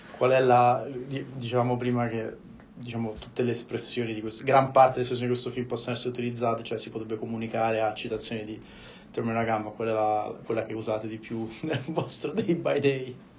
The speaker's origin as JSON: {"language": "Italian", "town": "Rome", "region": "Lazio", "country": "Italy", "said": "io essendo romano"}